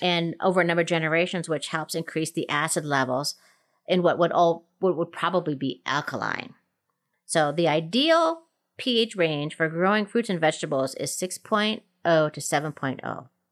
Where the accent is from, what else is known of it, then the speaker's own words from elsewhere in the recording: Minnesota, United States; now in Colorado, United States; growing up in Minnesota, which is, you know, zone three, four, five-ish.